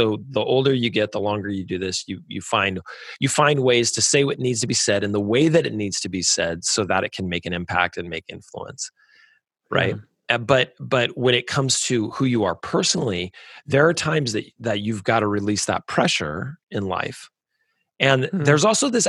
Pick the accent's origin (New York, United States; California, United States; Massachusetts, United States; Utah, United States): California, United States; moved away as an adult; "Oh, California."